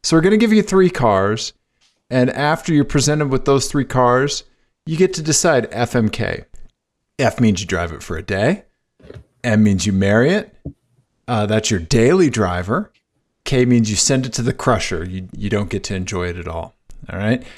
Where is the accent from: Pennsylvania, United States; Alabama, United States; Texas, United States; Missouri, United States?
Missouri, United States; I'm from Missouri